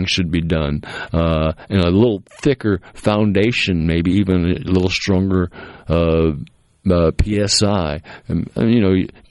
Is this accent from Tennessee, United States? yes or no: no; Massachusetts, United States; the old house I grew up in Massachusetts